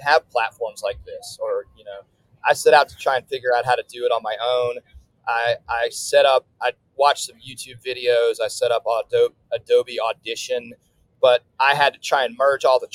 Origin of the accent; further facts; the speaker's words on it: New Orleans, Louisiana, United States; I'm based in New Orleans